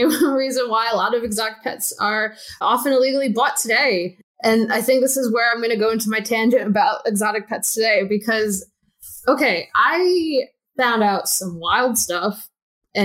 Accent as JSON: {"language": "English", "area": "Long Island", "region": "New York", "country": "United States", "tie": "born or raised there", "said": "Long Island, baby"}